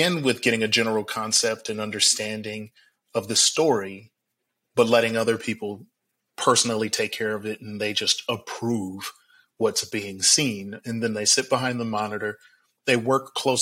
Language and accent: English; Milwaukee, Wisconsin, United States; I grew up in Milwaukee, Wisconsin